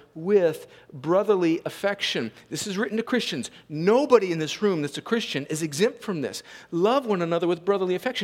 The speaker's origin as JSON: {"language": "English", "country": "United States", "said": "I'm American"}